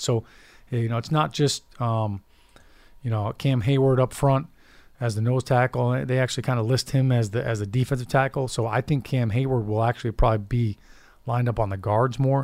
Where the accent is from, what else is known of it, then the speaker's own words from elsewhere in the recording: Chicago, Illinois, United States; I, grew up a Bulls fan. I was born in Chicago